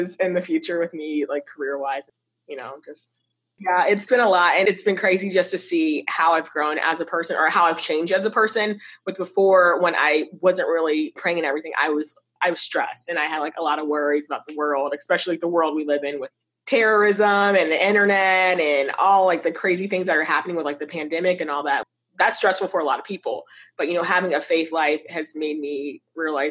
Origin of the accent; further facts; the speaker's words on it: Virginia, United States; I'm originally from Virginia, moved back to Norfolk